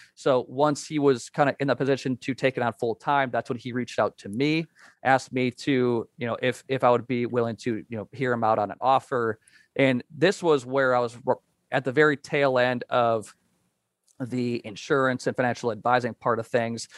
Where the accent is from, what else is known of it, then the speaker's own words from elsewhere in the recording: Wisconsin, United States; now in Kansas, United States; I'm currently in Kansas, uh, grew up and learned about life in Wisconsin